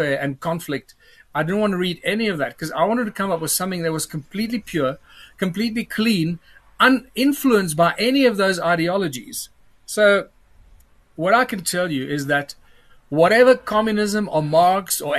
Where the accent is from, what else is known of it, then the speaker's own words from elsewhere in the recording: Johannesburg, Gauteng, South Africa; also born or lived in Cape Town; I'm a Joburg boy most of my life